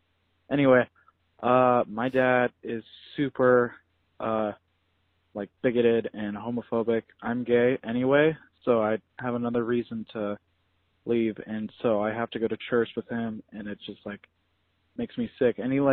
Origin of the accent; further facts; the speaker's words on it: Utah, United States; I'm from Utah. So I'm an ex-Mormon